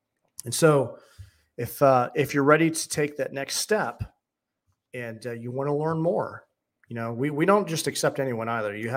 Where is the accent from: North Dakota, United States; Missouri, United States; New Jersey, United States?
Missouri, United States; St. Louis; I'm from St. Louis